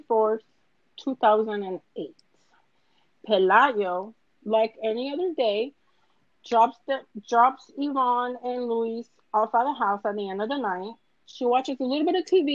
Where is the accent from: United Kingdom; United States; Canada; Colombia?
Colombia; Cali, Valle del Cauca; I'm from Cali